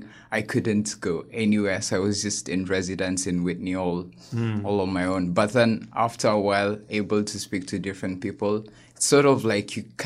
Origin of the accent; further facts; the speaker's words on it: Nairobi, Kenya; moved away as an adult; also born or lived in Democratic Republic of Congo; now in Toronto, Canada; growing up in Kenya, I grew up in the capital city.